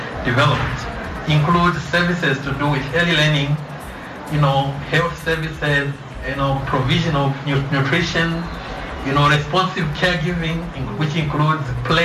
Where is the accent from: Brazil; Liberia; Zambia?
Zambia; I'm from Zambia